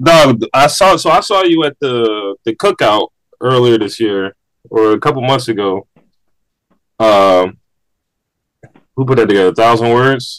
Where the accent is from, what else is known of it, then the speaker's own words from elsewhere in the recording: Philadelphia, Pennsylvania, United States; growing up in Philly